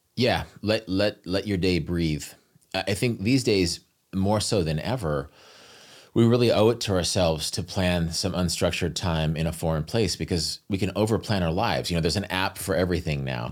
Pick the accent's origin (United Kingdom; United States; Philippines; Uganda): United States; American Midwest; I'm from the American Midwest, which is very much a steak culture